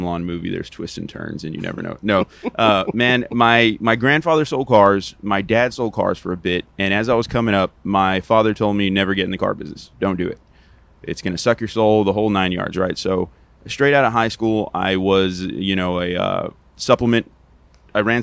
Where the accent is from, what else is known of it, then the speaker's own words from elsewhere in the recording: Texas, United States; I'm a Texan